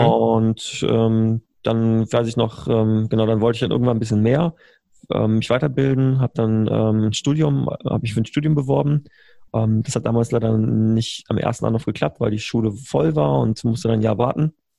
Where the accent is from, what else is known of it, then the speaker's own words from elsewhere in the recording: Berlin, Germany; also born or lived in Bonn; ich bin gebürtiger äh, Bonner bin damals, ich bin einer von diesen Regierungskindern, die damals mhm. 99 von, Berlin, von, von Bonn nach Berlin umgezogen sind